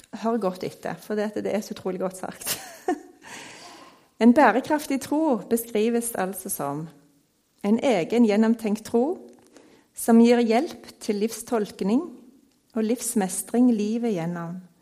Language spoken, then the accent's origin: Norwegian; Stavanger, Rogaland, Norway; Jeg er oppvokst på Tasta her i Stavanger